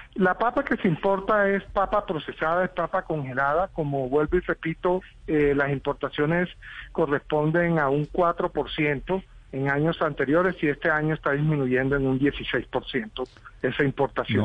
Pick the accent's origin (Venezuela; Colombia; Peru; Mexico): Colombia; nosotros como colombianos, los que estamos en las ciudades